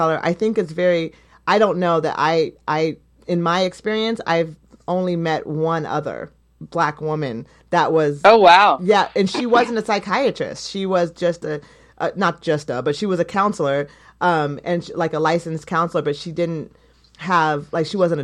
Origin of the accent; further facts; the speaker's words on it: Eugene, Oregon, United States; growing up in Eugene